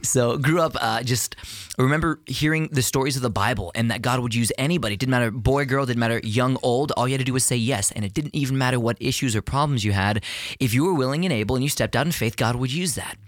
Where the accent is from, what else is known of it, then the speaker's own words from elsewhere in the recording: Houston, Texas, United States; I am a native Texan, born and raised in Houston, Texas